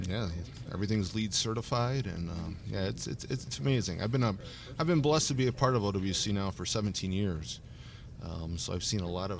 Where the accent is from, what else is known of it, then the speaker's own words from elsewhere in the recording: Woodstock, Illinois, United States; I'm from Woodstock. Um, born raised